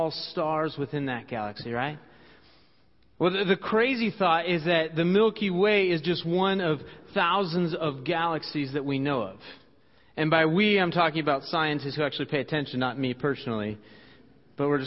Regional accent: Washington, United States; now in Dubuque, United States; Growing up in Washington State

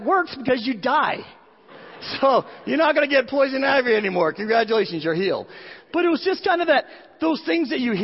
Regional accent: Boston, Massachusetts, United States; I had an uncle when I grew up in the Boston area

